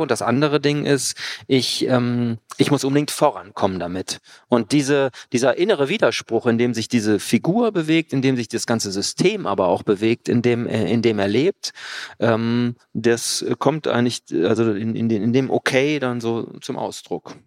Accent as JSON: {"language": "German", "town": "Cologne", "region": "North Rhine-Westphalia", "country": "Germany", "said": "aus Köln, wo ich herkomme"}